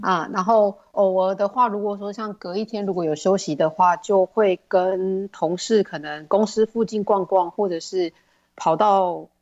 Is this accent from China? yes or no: no; Taiwan; moved away as an adult; now in Jeju, South Korea; 我们台湾人 销售算是稍微比较弱一点点